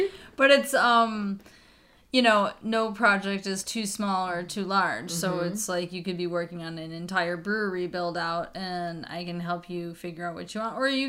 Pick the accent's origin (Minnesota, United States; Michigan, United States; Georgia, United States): Michigan, United States; I'm born and raised in Michigan.